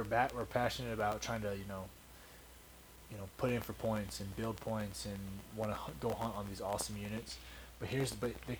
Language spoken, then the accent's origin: English; Kentucky, United States; moved away; I was growing up in Kentucky